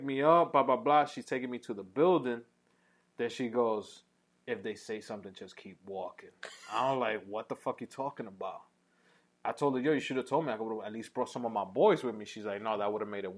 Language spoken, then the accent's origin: English; New York City, New York, United States; I'm from Uptown